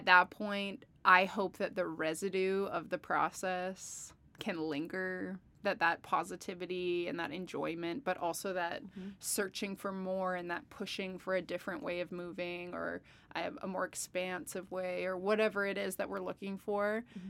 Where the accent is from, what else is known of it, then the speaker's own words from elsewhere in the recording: British Columbia, Canada; And growing up outside of Victoria, I got to see a lot, especially for a place that can be, it's an island, it's in Canada.